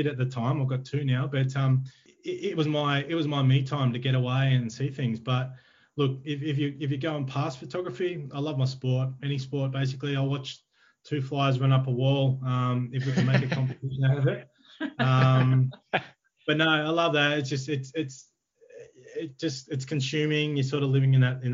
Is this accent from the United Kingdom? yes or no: no; Ballarat, Victoria, Australia; moved away as an adult; I'm a Ballarat boy, born and bred